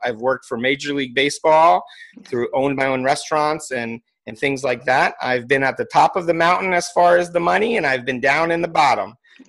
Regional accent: East Coast, United States; born there; I've lived all over the United States. I was born on the East Coast.

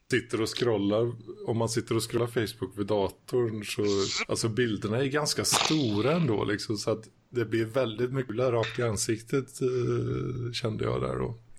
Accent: Västergötland, Västra Götaland, Sweden

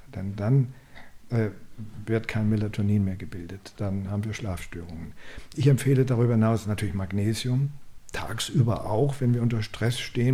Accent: Germany; bei uns in Deutschland

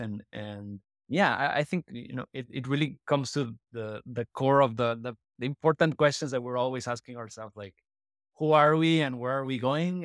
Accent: Mexico; moved away as an adult; also born or lived in United States; I grew up in Mexico, but I moved to the States when I was eighteen to study composition

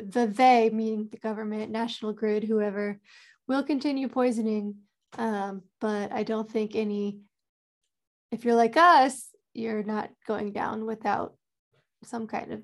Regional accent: Louisiana, United States; I am from Louisiana

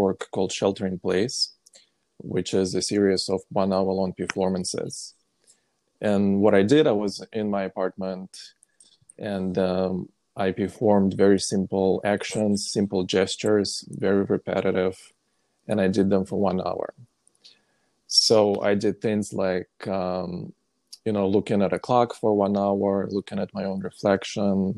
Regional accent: Orenburg, Orenburg Oblast, Russia; now in Brooklyn, United States; originally, I'm from Russia, from a city called Orenburg

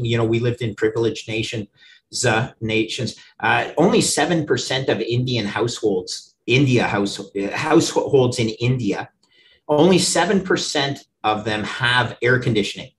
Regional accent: Canada; as a Canadian

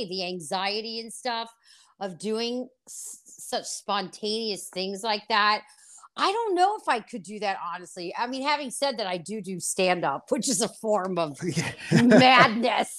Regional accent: Cincinnati, Ohio, United States; moved away as an adult; now in Italy; I'm from Cincinnati, Ohio. Both my parents are from the south of Italy called Calabria

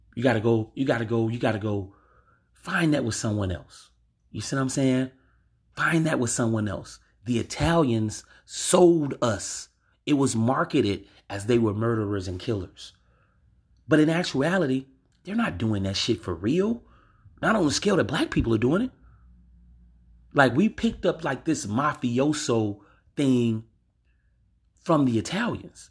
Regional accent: Louisiana, United States; from my home state, Louisiana

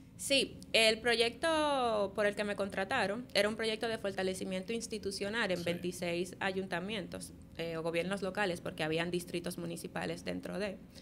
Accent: Santo Domingo, Dominican Republic; also born or lived in Polo, Barahona / Barahona; viví en Polo hasta que tenía como nueve años, más o menos. Eh, allá vivía con mi mamá y vine a los nueve años a vivir aquí, a Santo Domingo.

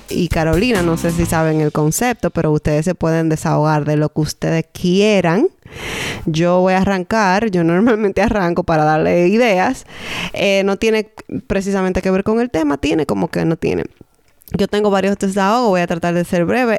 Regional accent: San Francisco de Macorís, Duarte, Dominican Republic; moved away; en San Francisco de Macorís, que es mi ciudad natal

